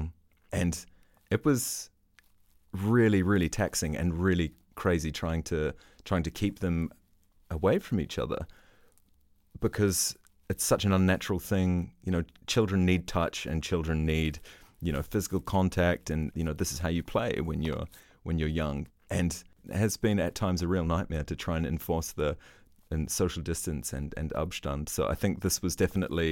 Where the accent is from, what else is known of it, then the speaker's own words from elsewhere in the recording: New Zealand; now in Berlin, Germany; I'm from New Zealand.